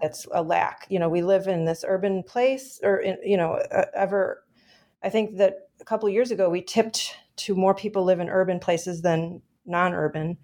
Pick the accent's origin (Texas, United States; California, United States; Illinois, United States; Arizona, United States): Illinois, United States; Chicago; I grew up here in Chicago